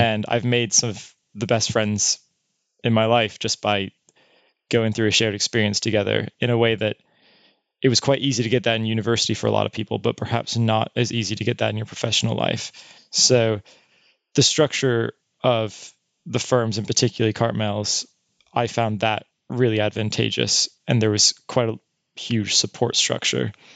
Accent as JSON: {"language": "English", "country": "United States", "moved": "as an adult", "said": "my experience as an American"}